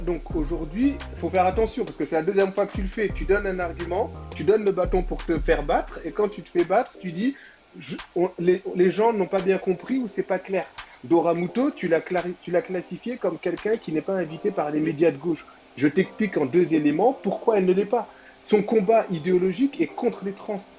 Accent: Senegal; en tant que Sénégalais

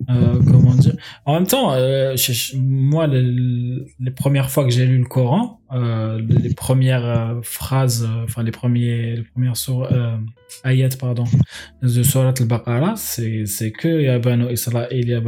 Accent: Kabylie, Algeria; enfin moi je suis berbère, je suis kabyle, tu vois, et, euh, du coup euh, en Algérie les kabyles c'est les cousins des juifs

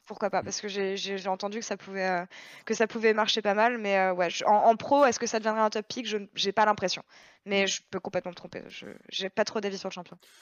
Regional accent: France; en tant que Français

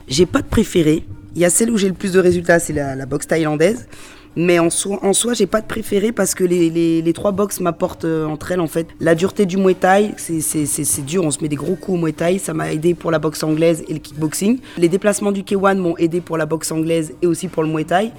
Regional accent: Lyon, Auvergne-Rhône-Alpes, France; moi je suis donc on est de Lyon

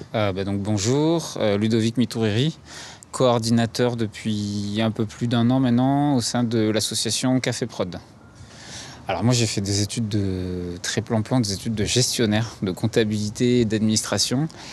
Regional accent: Paris, Île-de-France, France; moved away as an adult; Je, je suis né à Paris, j'ai grandi à Paris

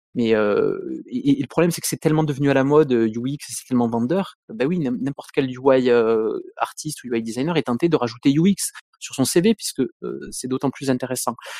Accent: Montpellier, Occitania, France; Je viens de Montpellier, je suis montpelliérain pur souche

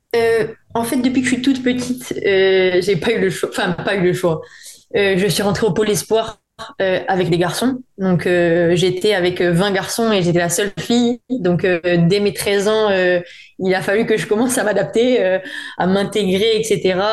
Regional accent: Corsica, France; moved away as an adult; also born or lived in Paris, France / Montpellier, France; now in Seville, Spain; j'ai vécu, j'ai grandi euh, à Listre ou à Canal d'Hiver

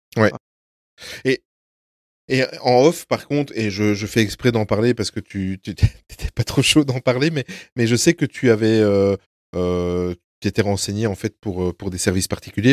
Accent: Belgium; on est belges tous les quatre

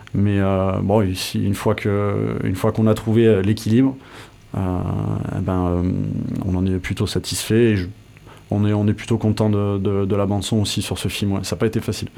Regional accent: Tarnos, Nouvelle-Aquitaine, France; also born or lived in Bayonne / Paris / Bordeaux; Je suis né à Bayonne et grandi dans les Landes à Tarnos

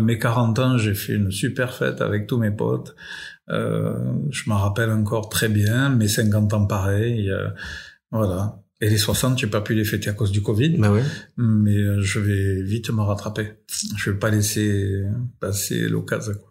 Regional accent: France; je suis né en France

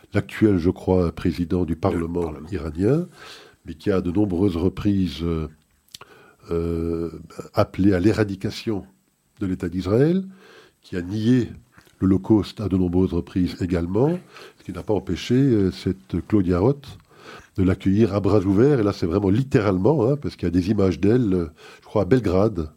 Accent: Belgium; ici chez nous en Belgique

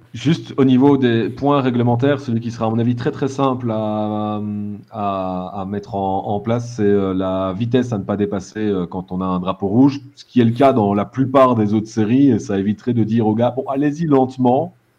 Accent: Belgium; en tant que Belges

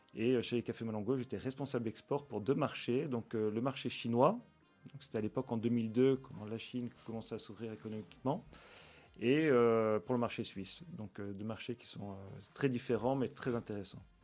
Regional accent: Nice, Provence-Alpes-Côte d'Azur, France; moved away as an adult; also born or lived in Villefranche-sur-Mer / Paris; now in Belgium; Je, suis né, j'ai grandi à Nice

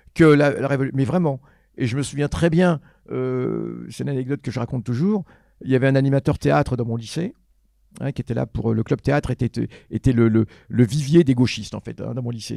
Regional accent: Argenteuil, Île-de-France, France; je suis français d'origine algérienne, mais le seul chauvinisme que je m'accorde, c'est celui d'Argenteuil. Je suis chauvin argenteuillais

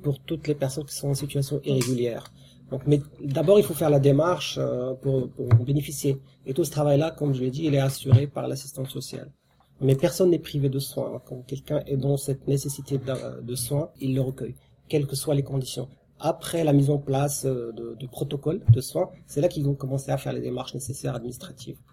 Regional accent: France

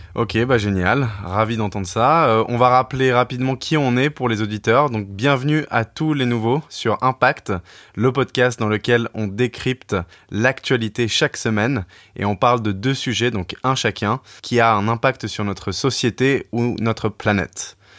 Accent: Paris, Île-de-France, France; moved away as an adult; also born or lived in England; je travaille dans les médias, je viens de Paris

